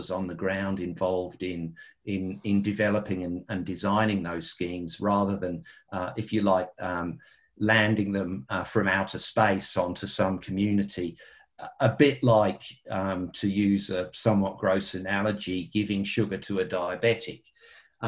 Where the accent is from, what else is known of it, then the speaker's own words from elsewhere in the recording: United Kingdom; moved away; I'm a Brit by birth